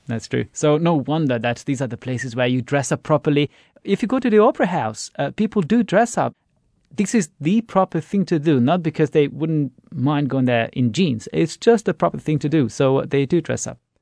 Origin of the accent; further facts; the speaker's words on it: Esztergom, Komárom-Esztergom, Hungary; now in Budapest, Hungary; a town called Estergom over there. That's my hometown